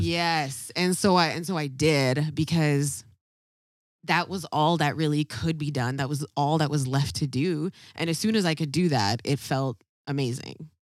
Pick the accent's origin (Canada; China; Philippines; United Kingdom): Canada; Ladner, British Columbia; we grew up in a very, very, very white community, uh, called Ladner.